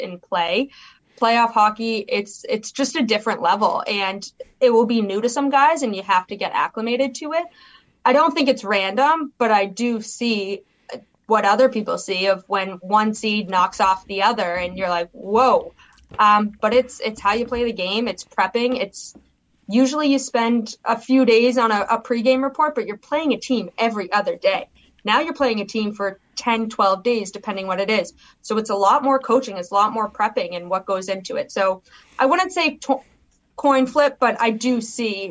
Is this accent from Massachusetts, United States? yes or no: yes; Boston, Massachusetts, United States; moved away; I'm from Boston, born and raised